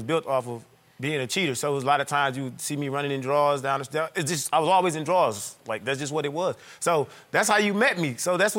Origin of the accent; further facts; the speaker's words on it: Midwest, United States; moved away as an adult; now in Atlanta, United States; We're from the Midwest.